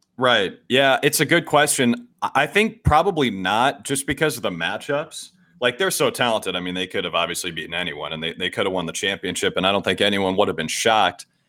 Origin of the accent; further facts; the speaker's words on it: Minnesota, United States; moved away; I grew up in Minnesota